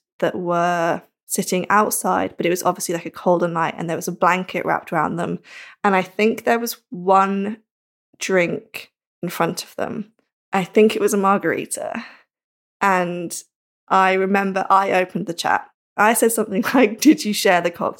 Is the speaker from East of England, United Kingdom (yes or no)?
yes; Norfolk, East of England, United Kingdom; now in Manchester, United Kingdom; I live in Manchester, but I'm from Norfolk.